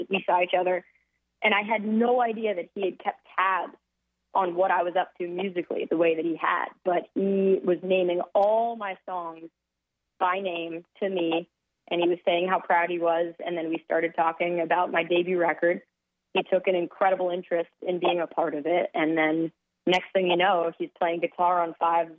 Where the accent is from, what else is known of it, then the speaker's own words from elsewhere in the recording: New York City, New York, United States; I'm born and raised in Manhattan